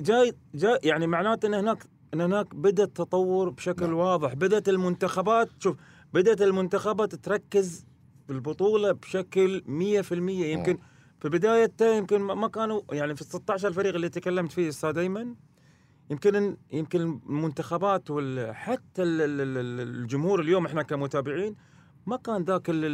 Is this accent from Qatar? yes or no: yes; Qatar; هنا في قطر